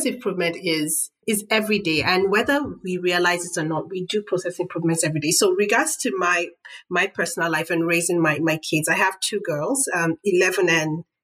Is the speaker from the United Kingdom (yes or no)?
no; Nigeria; moved away; as a Nigerian mom, because I'm Nigerian